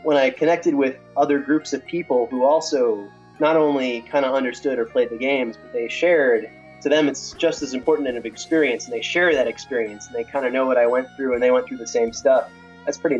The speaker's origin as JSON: {"language": "English", "region": "Florida", "country": "United States", "said": "I'm from Florida"}